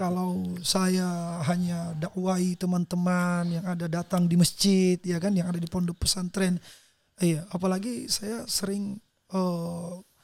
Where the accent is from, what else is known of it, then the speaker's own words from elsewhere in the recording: South Sulawesi, Indonesia; di kampung saya